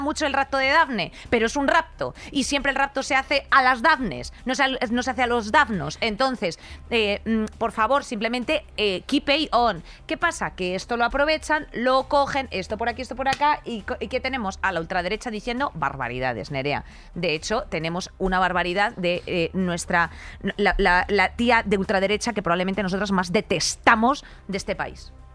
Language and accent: Spanish; Spain; Como mujer, como española, como madre, como hermana